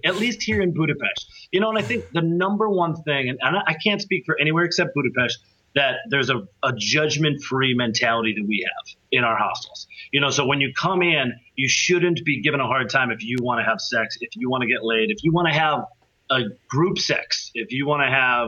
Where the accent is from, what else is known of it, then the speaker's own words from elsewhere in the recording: United States; moved away as an adult; now in Europe; as an American